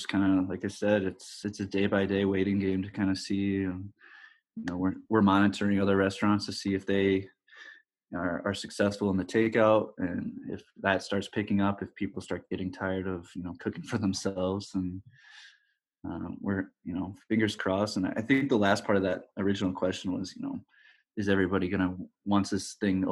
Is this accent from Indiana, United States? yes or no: yes; South Bend, Indiana, United States; also born or lived in Lansing, Michigan; we grew up in South Bend, Indiana, for most of my life.